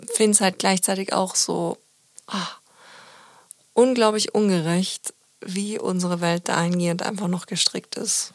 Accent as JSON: {"language": "German", "country": "Austria", "moved": "yes", "lives_now": "Germany", "said": "als Österreicherin"}